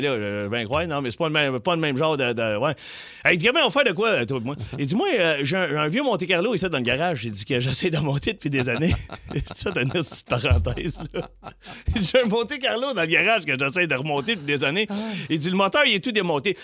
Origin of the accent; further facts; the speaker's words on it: Quebec, Canada; je suis québécois, là, j'ai peut-être 18, 19 ans